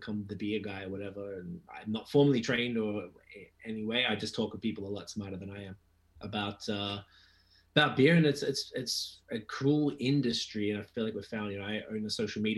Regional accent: Australia; I'm from Australia

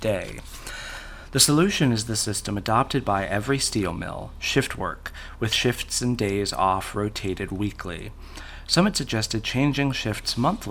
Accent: Oklahoma, United States; I'm not from the UK. I'm from Oklahoma

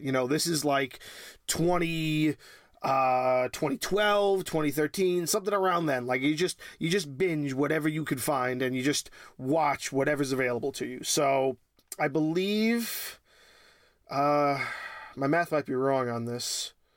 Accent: New York, United States; born and raised in New York

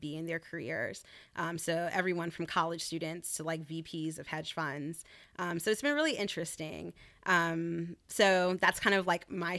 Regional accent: North Carolina, United States; moved away; I grew up in North Carolina, so Southern Belle at heart

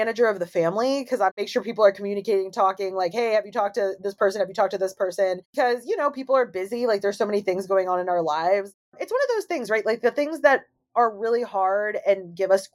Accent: Florissant, Missouri, United States; also born or lived in St. Louis; I grew up in Florissant, and it's primarily, well, at the time, it was primarily white

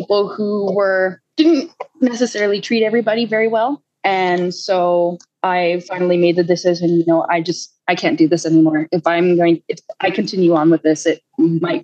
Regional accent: Lower Mainland, British Columbia, Canada; also born or lived in Calgary, Alberta / Vancouver Island, British Columbia; I was born in Calgary. And then when I was about 7, I moved to BC and I've lived all over basically the lower mainland.

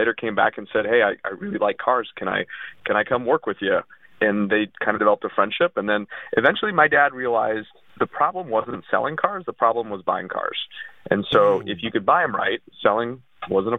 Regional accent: United States; first language Russian; English is a second language; they came to the United States, and then I was born in 83

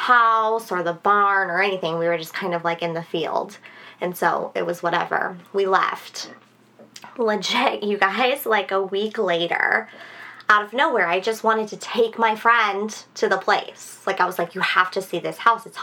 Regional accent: San Antonio, Texas, United States; I grew up in San Antonio.

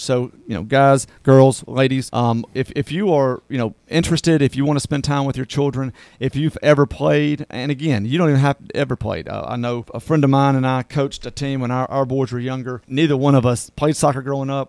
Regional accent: South Mississippi, United States; I'm from South Mississippi

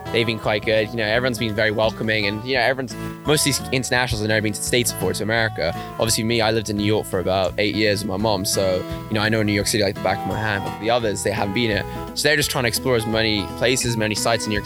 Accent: London, United Kingdom; I am from London. Yes, lived there my whole life. Just born and bred there.

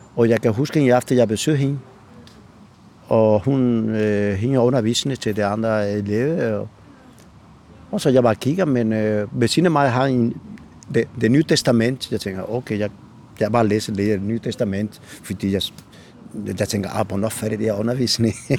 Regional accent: Bobadilla, Andalusia, Spain; Danish is a second language; moved away as an adult; now in Copenhagen, Denmark; jeg kommer fra Spanien, fra Andalusia

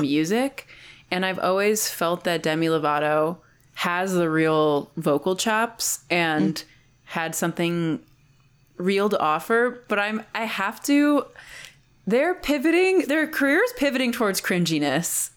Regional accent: New Jersey, United States; moved away; I'm also from New Jersey

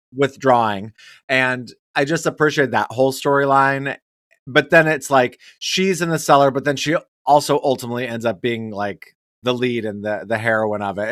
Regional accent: Wyoming, United States; I'm from Wyoming

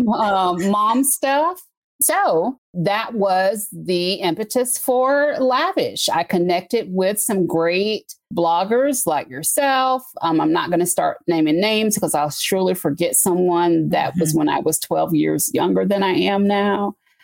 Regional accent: Covington, Georgia, United States; I was born and raised in Covington, Georgia

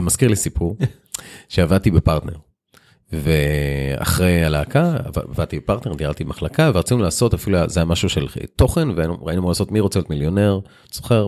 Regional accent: Israel; also born or lived in Lod; המעבר מהיישוב הקטן לעיר הגדולה

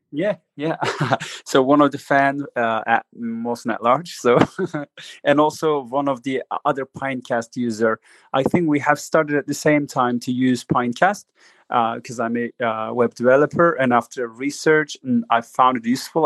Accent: Turkey; I'm just uh, coming from Turkey

